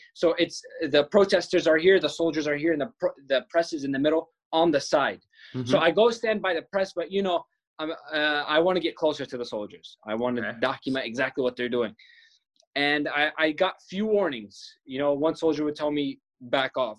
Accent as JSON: {"language": "English", "country": "Palestine", "tie": "born or raised there", "moved": "as an adult", "lives_now": "United States", "said": "I'm a Palestinian filmmaker. I grew up in Palestine, moved to the States 4 years ago"}